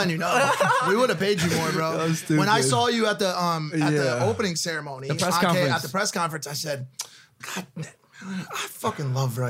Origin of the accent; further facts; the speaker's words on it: East Coast, United States; moved away as an adult; also born or lived in New York; I'm from the East Coast, dude.